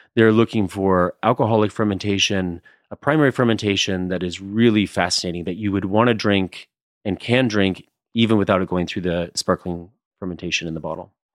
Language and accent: English; Ohio, United States; I'm from Ohio